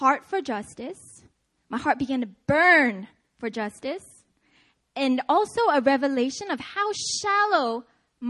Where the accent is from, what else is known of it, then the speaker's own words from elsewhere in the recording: Seattle, Washington, United States; I'm from Seattle